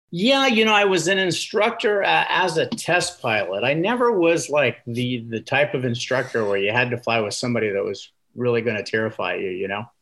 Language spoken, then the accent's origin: English; Indiana, United States; I grew up in Indiana